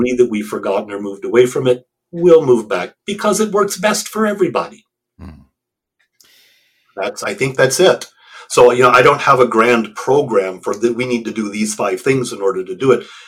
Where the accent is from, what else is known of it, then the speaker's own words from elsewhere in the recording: United States; I'm an American, I speak English.